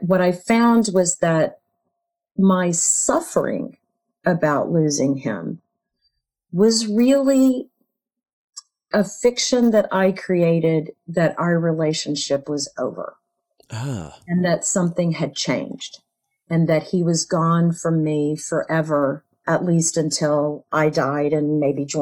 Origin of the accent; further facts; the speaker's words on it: United States; growing up in America